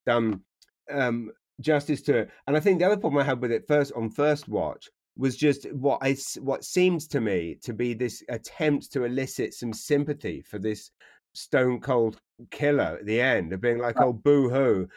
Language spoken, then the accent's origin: English; London, United Kingdom; born or raised there; moved away as an adult; also born or lived in Taplow, Berkshire; now in New Brunswick, Canada